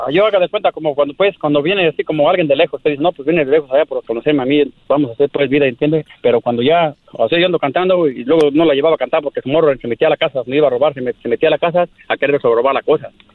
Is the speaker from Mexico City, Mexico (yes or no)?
no; Michoacán, Mexico; somos michoacanos